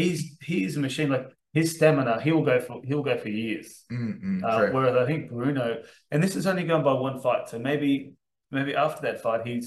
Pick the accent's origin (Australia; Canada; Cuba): Australia; Brisbane, Queensland; I am from Brisbane.